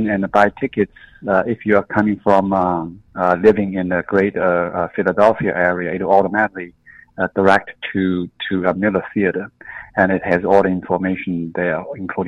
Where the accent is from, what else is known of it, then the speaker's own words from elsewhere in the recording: China; moved away as an adult; now in United States; I was born in China, I grew up in China